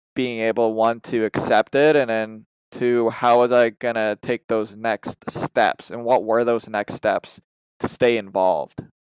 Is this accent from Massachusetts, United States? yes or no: yes; Massachusetts, United States; I'm from the Massachusetts area